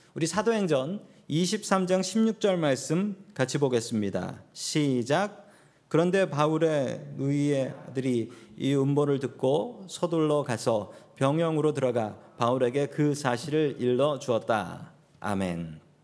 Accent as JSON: {"language": "Korean", "country": "South Korea", "moved": "yes", "said": "우리 한국 이민자들"}